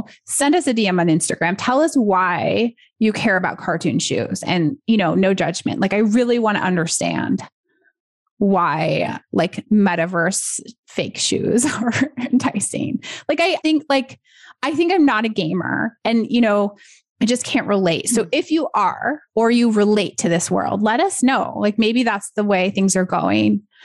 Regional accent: United States; I'm American

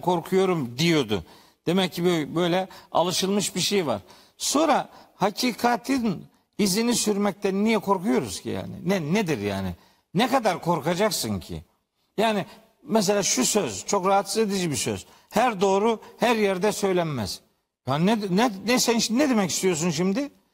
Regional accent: Trabzon, Turkey; ben Trabzonluyum

